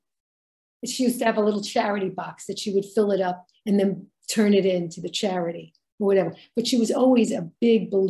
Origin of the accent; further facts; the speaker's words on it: New York City, New York, United States; growing up in Brooklyn, it was such a melting pot